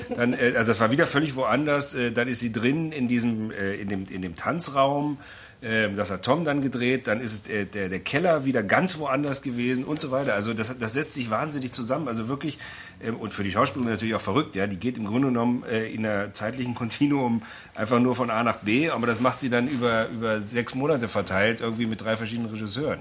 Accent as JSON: {"language": "German", "region": "Berlin", "country": "Germany", "said": "als Berliner"}